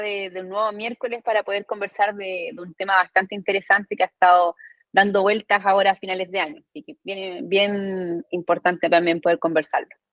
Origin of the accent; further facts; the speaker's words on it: Arica, Arica y Parinacota, Chile; yo estudié en Arica, soy, soy, del norte, soy de Arica